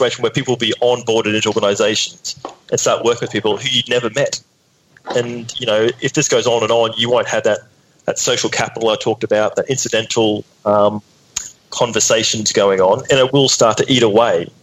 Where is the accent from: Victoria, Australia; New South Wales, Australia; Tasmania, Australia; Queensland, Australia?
Queensland, Australia; North; I grew up in North Queensland.